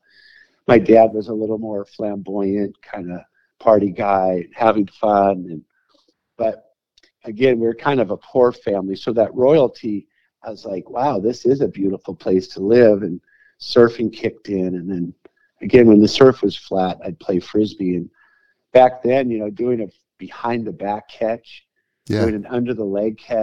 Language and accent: English; Santa Barbara, California, United States; I grew up in Santa Barbara